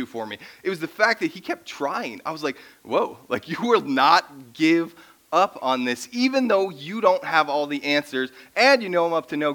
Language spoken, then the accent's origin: English; Minnesota, United States; I grew up in Minnesota